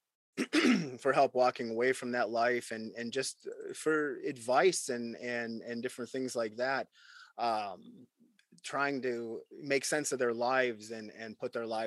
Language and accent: English; United States; as an American